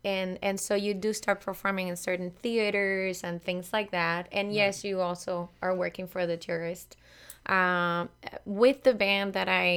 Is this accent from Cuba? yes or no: yes; Cuba; moved away as an adult; now in United States; I grew up in Cuba in the 90s.